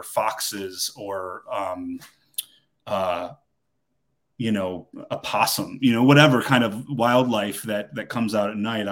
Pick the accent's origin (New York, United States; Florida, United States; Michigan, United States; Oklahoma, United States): Michigan, United States; now in Georgia, United States; I'm from Michigan